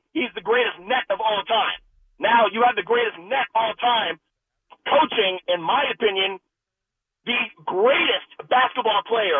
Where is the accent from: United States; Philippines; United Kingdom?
United States; Lincoln Park, New Jersey; No. I am from Lincoln Park, New Jersey, and I am a diehard Mavericks fan.